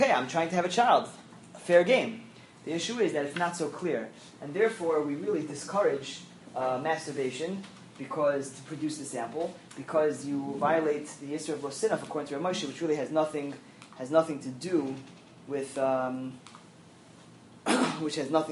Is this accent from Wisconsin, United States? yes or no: no; New York City, New York, United States; I'm from Flushing